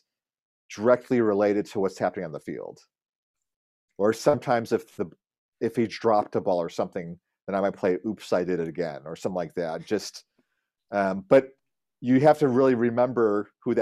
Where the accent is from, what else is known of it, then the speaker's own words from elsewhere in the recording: Chicago, Illinois, United States; moved away; I grew up in Chicago